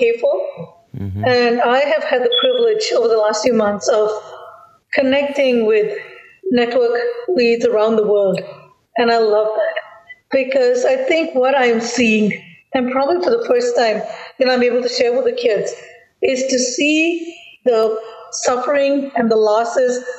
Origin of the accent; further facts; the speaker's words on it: India; from the Indian perspective because that's our background.